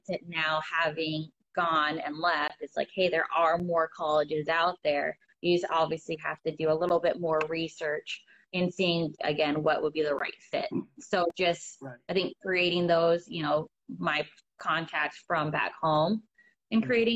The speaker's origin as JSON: {"language": "English", "region": "Arizona", "country": "United States", "tie": "born or raised there", "moved": "as an adult", "lives_now": "Morris, United States", "said": "Arizona, at least like for my hometown"}